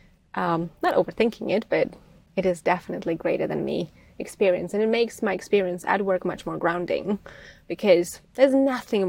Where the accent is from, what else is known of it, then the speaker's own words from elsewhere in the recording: Czechia; moved away; I'm coming from Czech Republic or Czechoslovakia back then